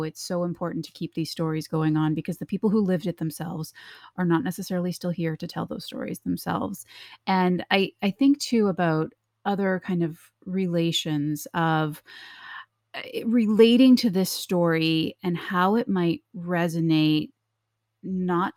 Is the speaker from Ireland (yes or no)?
no; Canada; now in United States; I actually didn't grow up in this country. I'm from Canada